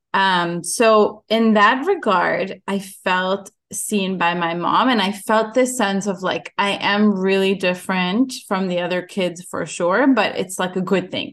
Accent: Ukraine; moved away; I was born in Ukraine

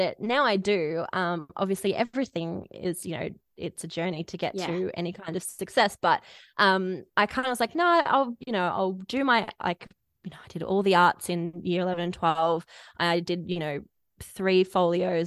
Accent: Melbourne, Victoria, Australia; also born or lived in Bendigo; I grew up in Melbourne, but we moved to Bendigo, which is in regional Victoria.

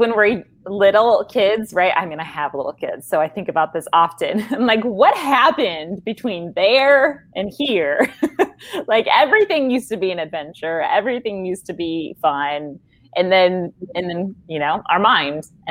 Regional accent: Midwest, United States; I'm a Midwesterner

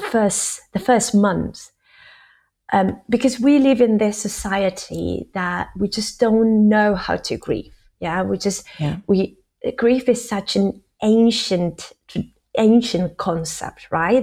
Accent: Argentina; now in United Kingdom; I'm from Argentina.

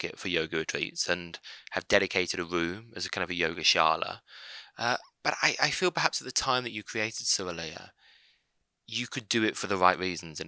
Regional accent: Birmingham, West Midlands, United Kingdom; I'm from Birmingham

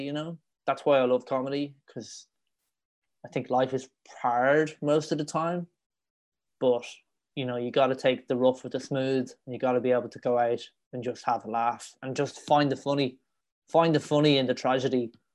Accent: Dublin, Leinster, Ireland; accent: Irish; moved away as an adult; now in Madrid, Spain; growing up in Ireland. It was quite it was quite a rough upbringing in Dublin.

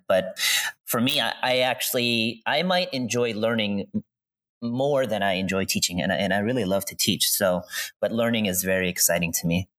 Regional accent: East Coast, United States; moved away; I grew up on the East Coast.

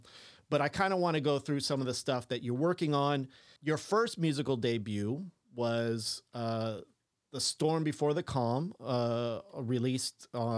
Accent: England, United Kingdom; I can't pronounce anything. I'm an English white boy.

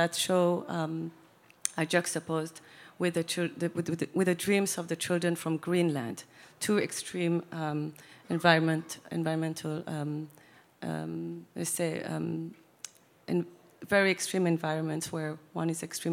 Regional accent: Somalia; moved away; also born or lived in Seattle, United States; As I was raised also in Africa, in Somalia

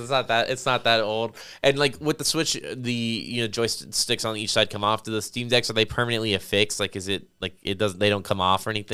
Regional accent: Las Vegas, Nevada, United States; now in San Antonio, United States; I grew up in Las Vegas

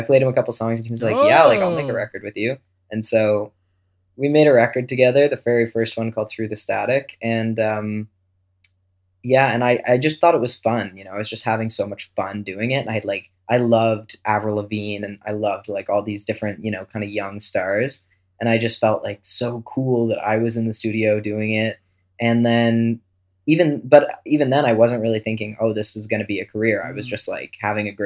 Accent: Wolfville, Nova Scotia, Canada; also born or lived in Antigonish, Nova Scotia / Halifax / Toronto; When I was about 12, I moved from Wolfville to another town in Nova Scotia called Antigonish

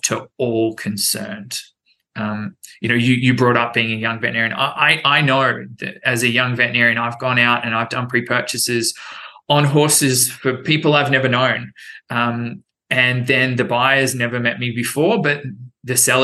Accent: Brisbane, Queensland, Australia; moved away as an adult; also born or lived in United Kingdom; now in Wellington, United States; Back in my home country in Australia

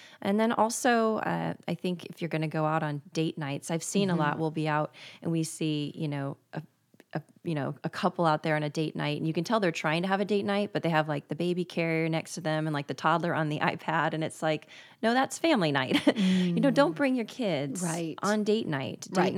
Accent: Tallahassee, Florida, United States; born there; And I was born in Tallahassee, both northern Florida cities.

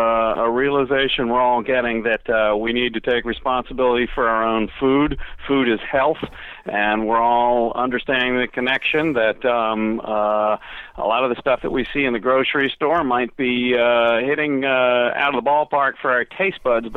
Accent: Virginia, United States; moved away as an adult; also born or lived in northern Florida; now in Florida, United States; I grew up in Virginia. I enjoyed playing in the ocean, in the water, and that was a marvelous, fun thing.

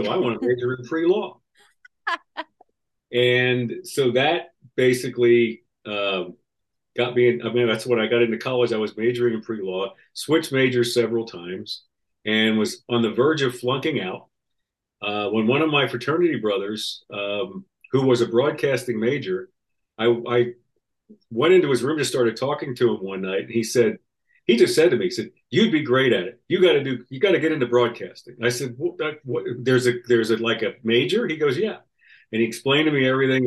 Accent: Philadelphia, Pennsylvania, United States; moved away; I'm from Philadelphia, Pennsylvania

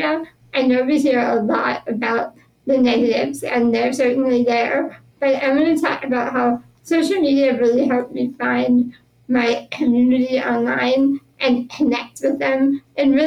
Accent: Pittsburgh, Pennsylvania, United States; I was born and raised here in Pittsburgh

